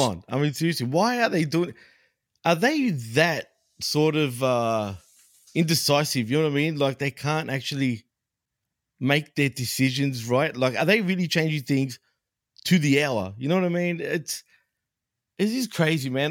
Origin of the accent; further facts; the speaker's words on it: Melbourne, Victoria, Australia; in my neck of the woods, dude, in my hometown, Melbourne.